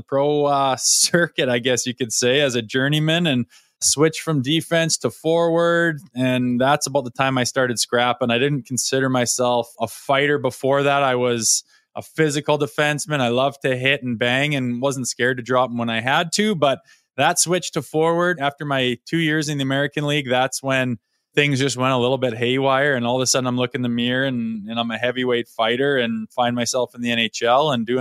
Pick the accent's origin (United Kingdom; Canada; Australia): Canada; Olds, Alberta; my hometown